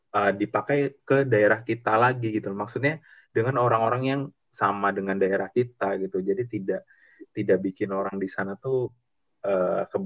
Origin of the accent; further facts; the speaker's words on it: Jakarta, Indonesia; besar di Jakarta banyak nemu teman-teman dari macam-macam daerah juga agak nyablak gitu, agak frontal gitu.